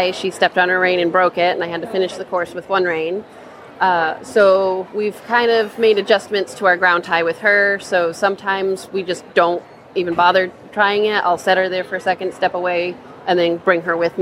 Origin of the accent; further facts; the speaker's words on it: Cumberland, Rhode Island, United States; I am from Cumberland, Rhode Island